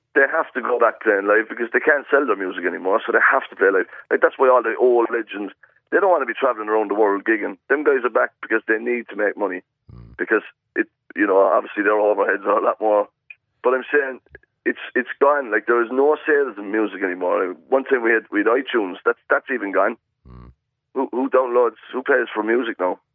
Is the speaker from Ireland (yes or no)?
yes; Ireland; moved away as an adult; also born or lived in Australia; you're the Irish guy